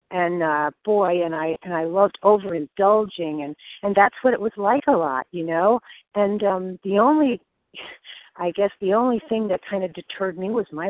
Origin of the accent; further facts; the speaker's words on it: Connecticut, United States; also born or lived in Naples, Florida; I'm from Connecticut.